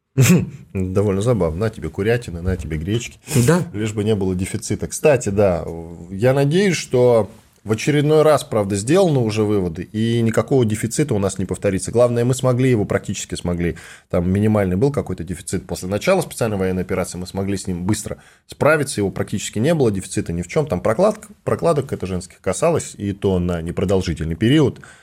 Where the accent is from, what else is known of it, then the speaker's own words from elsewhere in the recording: Volgograd Oblast, Russia; я из Волгоградской области